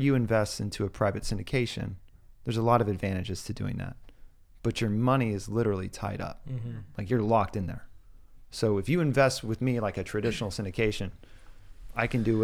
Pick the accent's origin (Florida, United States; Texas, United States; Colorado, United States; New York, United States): Texas, United States; Austin; born and raised in Austin